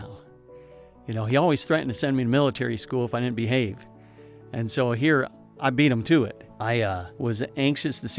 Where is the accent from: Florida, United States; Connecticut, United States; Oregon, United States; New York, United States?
New York, United States; Buffalo; now in Michigan, United States; I grew up in Buffalo, New York, in a big city